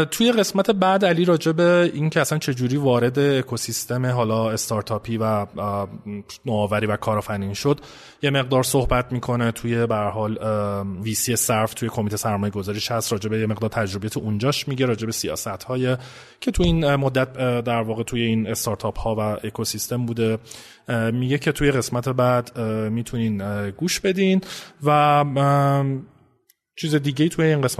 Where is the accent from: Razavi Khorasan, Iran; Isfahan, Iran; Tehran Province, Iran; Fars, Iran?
Razavi Khorasan, Iran; Mashhad; born there; متولد 56 هستم شهر مشهد